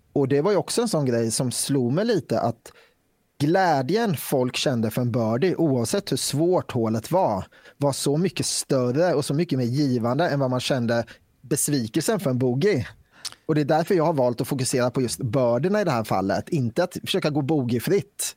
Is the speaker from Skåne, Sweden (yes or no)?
no; Västervik, Kalmar County, Sweden; now in Falköping, Sweden; jag är från Västervik från början. Just nu är jag bosatt i Falköping